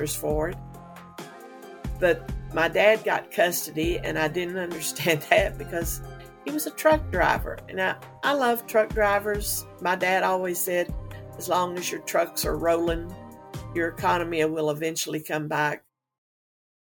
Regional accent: Henderson, Kentucky, United States; I am from Henderson, Kentucky

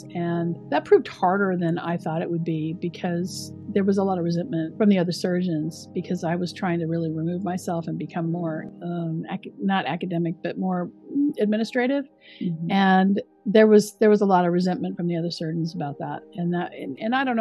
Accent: Richland, Washington, United States; moved away as an adult; also born or lived in California / Chicago; now in New York, United States; I grew up in Washington State, southeastern Washington State, in a small town called Richland

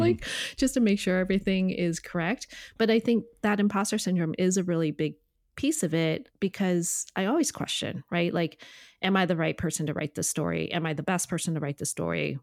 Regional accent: Connecticut, United States; I grew up in Connecticut

